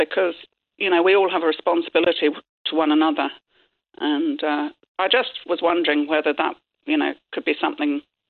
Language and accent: English; Cork, Munster, Ireland; Yeah, I come from Cork, yeah.